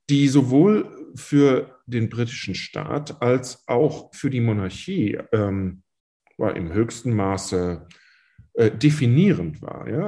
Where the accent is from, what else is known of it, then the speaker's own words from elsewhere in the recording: Germany; now in England, United Kingdom; Äh, ich bin Deutsche, ich bin, ich bin Brite, ich habe einen britischen Pass. Ich bin Engländer, ich wohne nämlich hier seit 20 Jahren